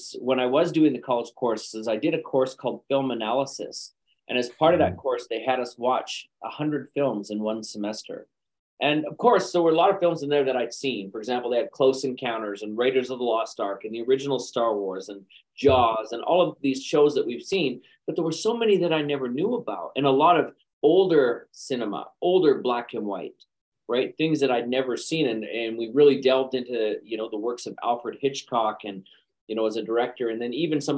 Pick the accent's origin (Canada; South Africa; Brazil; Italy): Canada; Calgary, Alberta; moved away; also born or lived in Los Angeles / London, United Kingdom / China; I'm originally from Calgary, Alberta, but I kind of between multiple locations now.